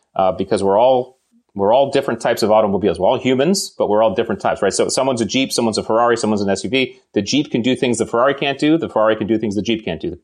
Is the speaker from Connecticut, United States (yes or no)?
yes; Connecticut, United States; I grew up in New England and, uh, we are, you know, you know, nice, nice town in Connecticut